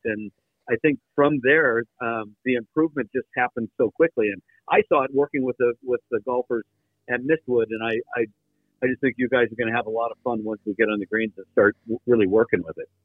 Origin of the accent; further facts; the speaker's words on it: Midwest, United States; growing up in the Midwest like you guys